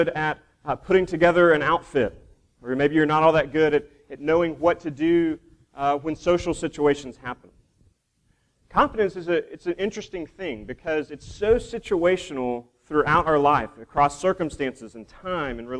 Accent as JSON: {"language": "English", "town": "Duncan", "region": "Oklahoma", "country": "United States", "tie": "born or raised there", "said": "I grew up in Duncan, Oklahoma"}